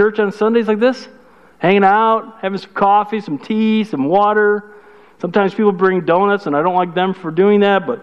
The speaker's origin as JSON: {"language": "English", "town": "Chicago", "region": "Illinois", "country": "United States", "said": "I'm from Chicago. That's good English from Chicago"}